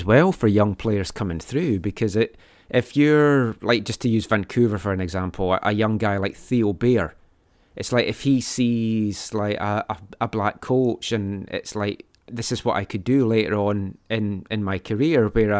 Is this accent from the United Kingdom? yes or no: yes; Scotland, United Kingdom; now in United States; As you might be able to tell from my accent, I'm from Scotland